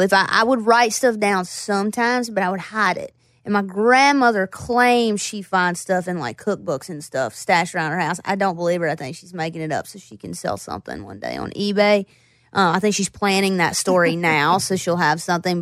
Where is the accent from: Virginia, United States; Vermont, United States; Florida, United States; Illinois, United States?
Virginia, United States; Floyd; also born or lived in Roanoke, Virginia / Bristol, Virginia; I grew up in Floyd, and then I, I moved to Roanoke